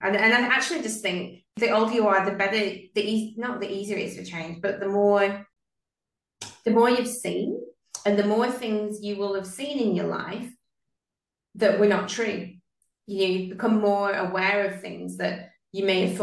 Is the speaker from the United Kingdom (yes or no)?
yes; United Kingdom; now in Sydney, Australia; Actually, I'm from the UK. I was born there.